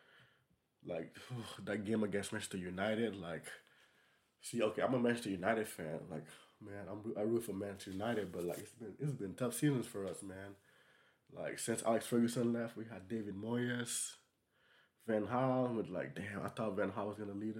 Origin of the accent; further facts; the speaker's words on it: Senegal; I'm from Senegal